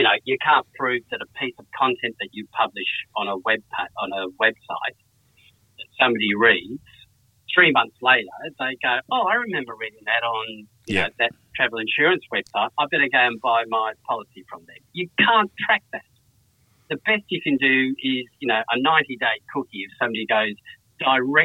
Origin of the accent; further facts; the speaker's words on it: Perth, Western Australia, Australia; moved away as an adult; now in Sydney, Australia; I've been in Sydney 26 years now, but I grew up in Perth.